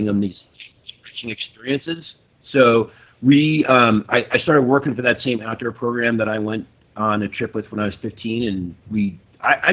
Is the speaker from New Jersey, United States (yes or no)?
yes; New Jersey, United States; also born or lived in New York City; I was born in New York City, and we moved to New Jersey when we were little.